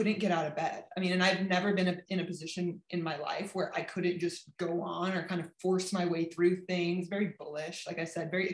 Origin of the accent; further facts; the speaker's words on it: California, United States; moved away as an adult; also born or lived in Berlin; I'm from California.